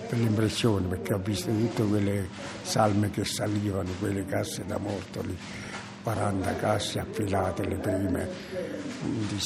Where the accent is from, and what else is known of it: Castel del Monte, Abruzzo, Italy; moved away as an adult; also born or lived in Charleroi, Belgium